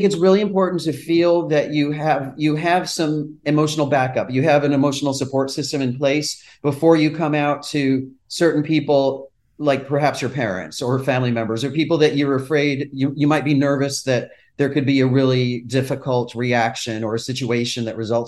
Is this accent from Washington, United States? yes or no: no; Brockport, New York, United States; now in New York City, United States; Rochester, New York, which is my hometown area in Brockport, New York